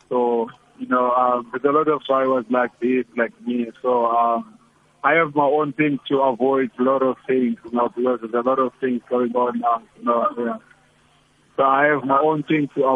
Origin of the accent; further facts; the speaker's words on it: South Africa; also born or lived in East London; I'm from Echolomnga